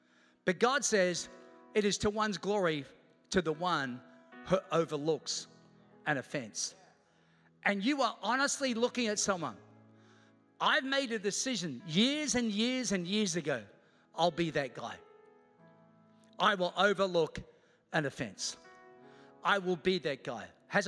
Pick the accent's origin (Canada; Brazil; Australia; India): Australia; also born or lived in Queens, New York, United States; I was born in Queens, New York, moved to Australia when I was 8 years old. The moment I moved to Australia, I said, I'm coming back.